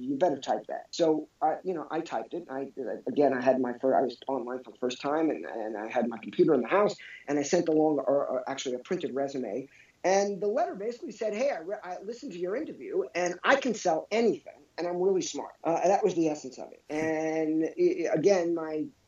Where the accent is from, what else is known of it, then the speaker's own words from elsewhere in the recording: New York, United States; I grew up in New York